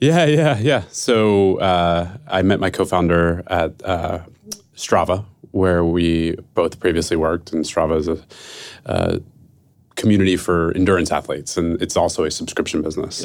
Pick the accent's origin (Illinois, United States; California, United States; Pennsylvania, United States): Pennsylvania, United States; Philadelphia; now in San Francisco, United States; I'm from Philadelphia, who, and I live in San Francisco.